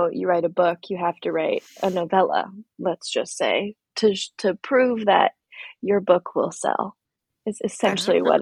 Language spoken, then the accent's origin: English; California, United States; also born or lived in Oregon / Virginia / Tennessee / Missouri; so I'm from California, but I've lived in a lot of different places. I've lived in Oregon and Virginia and Tennessee and Missouri um, so been all over.